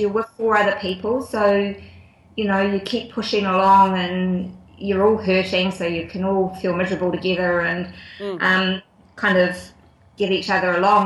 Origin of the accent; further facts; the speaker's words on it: New Zealand; also born or lived in Auckland / Wellington / Tuakau, Waikato; I grew up in Auckland and Wellington. I actually went to boarding school um, down in Wellington for a few years.